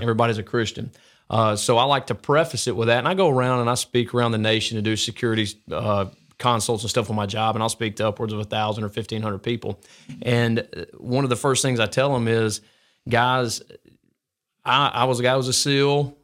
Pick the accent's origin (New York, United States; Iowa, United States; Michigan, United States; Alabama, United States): Alabama, United States; Gardendale; I grew up in, uh, like, Gardendale, Morris